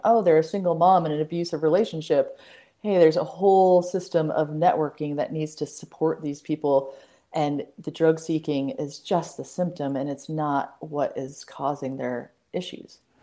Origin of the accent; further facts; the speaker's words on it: Boulder, Colorado, United States; moved away as an adult; now in Western Montana, United States; couldn't envision leaving the Rockies from mm-hmm. growing up in Boulder.